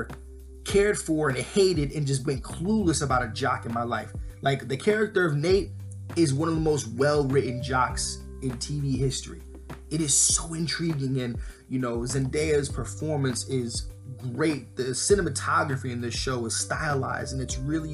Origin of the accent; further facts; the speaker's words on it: New York, United States; Growing up in New York